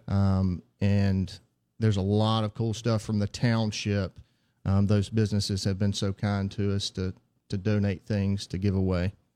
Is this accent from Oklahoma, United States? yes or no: no; Heidelberg, Mississippi, United States; also born or lived in Jackson, Mississippi; I'm from Heidelberg, Mississippi originally.